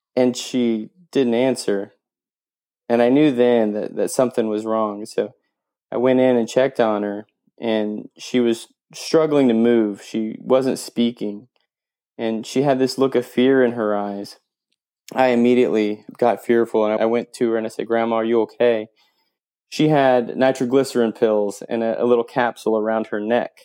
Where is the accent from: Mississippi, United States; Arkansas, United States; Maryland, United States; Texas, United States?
Arkansas, United States; Fort Smith; I grew up in Fort Smith, so if anybody knows where that's at, it's on the Arkansas Oklahoma line.